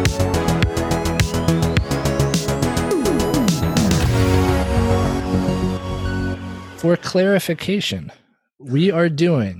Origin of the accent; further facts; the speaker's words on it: West Coast, United States; moved away; I am from the West Coast originally